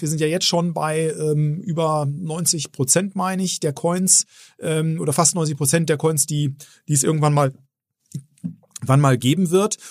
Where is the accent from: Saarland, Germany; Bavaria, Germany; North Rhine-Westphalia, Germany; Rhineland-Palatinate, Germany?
North Rhine-Westphalia, Germany; Bielefeld; also born or lived in Herford; ich bin in Bielefeld geboren. Insofern ja, bin ich schon waschechter Ostwestfale